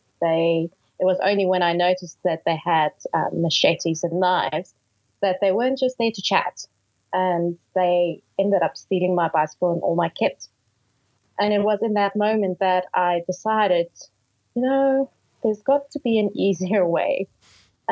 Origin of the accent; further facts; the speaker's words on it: Johannesburg, Gauteng, South Africa; Born and bred in Johannesburg